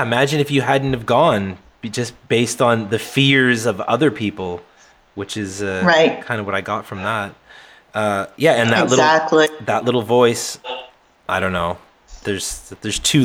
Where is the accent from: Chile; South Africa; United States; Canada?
Canada; New Brunswick; also born or lived in Nova Scotia; I grew up primarily in New Brunswick and then also in Nova Scotia, which is the next province down.